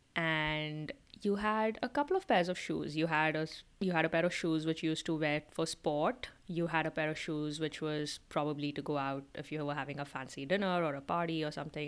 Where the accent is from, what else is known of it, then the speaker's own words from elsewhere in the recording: India; moved away; we were growing up in India in the nineties and the early two thousands